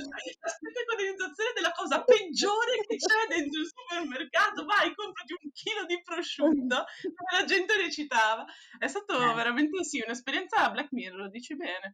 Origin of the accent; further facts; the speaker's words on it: Venice, Veneto, Italy; da veneziana